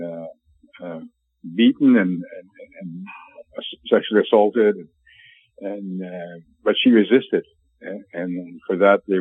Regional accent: Portage la Prairie and Brandon, Manitoba, Canada; I'm spent 11 years or so in residential schools in Portage of Perry and Brandon, and most summers in a foster home

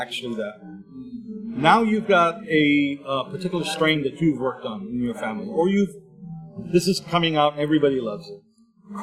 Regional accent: Berkeley, California, United States; I grew up in Berkeley

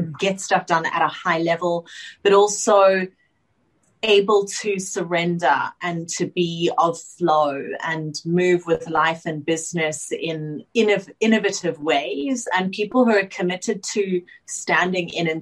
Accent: Johannesburg, Gauteng, South Africa; moved away as an adult; now in Sydney, Australia; I grew up in South Africa in Johannesburg with my father

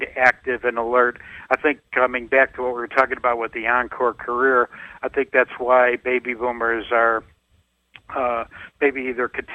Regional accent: Chicago, Illinois, United States; I'm from the Chicago area

